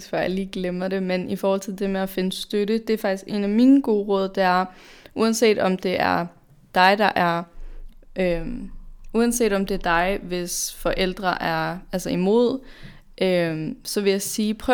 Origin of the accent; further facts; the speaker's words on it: Denmark; vi er født og opvokset i Danmark, de fleste af os.